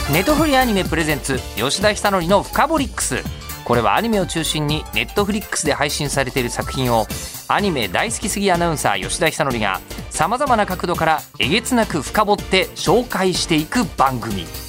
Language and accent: Japanese; Shitamachi, Tokyo, Japan; 僕はあの逆に下町のね、えー、方で生まれ育っているので